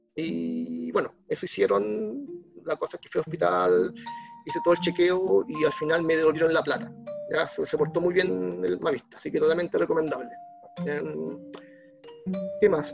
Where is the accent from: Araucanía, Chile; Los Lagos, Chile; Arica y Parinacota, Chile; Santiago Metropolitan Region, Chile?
Arica y Parinacota, Chile; Arica; Soy de Arica. Eh, soy de Arica. Um, ciudad del Norte. Ya estudié en colegios públicos, liceo público, universidad pública